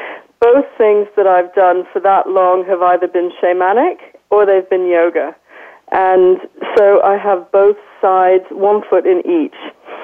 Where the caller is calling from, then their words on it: London, United Kingdom; I'm calling from London today, London, UK.